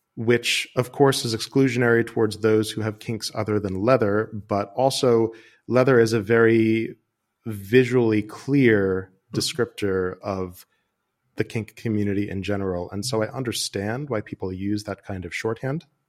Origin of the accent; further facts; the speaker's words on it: United States; moved away as an adult; now in Amsterdam, Netherlands; I'm an American who moved to Amsterdam a couple of years ago